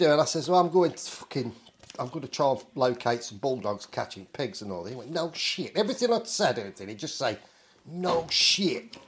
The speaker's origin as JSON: {"language": "English", "region": "England", "country": "United Kingdom", "said": "from England"}